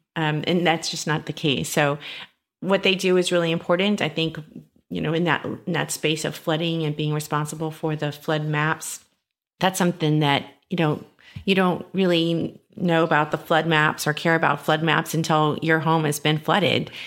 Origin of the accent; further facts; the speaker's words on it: San Antonio, Texas, United States; I'm born and raised in San Antonio